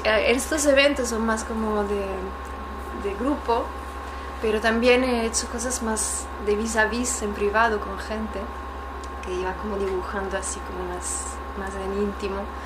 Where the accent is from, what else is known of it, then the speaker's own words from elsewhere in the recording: Italy; Spanish is a second language; moved away; yo soy italiana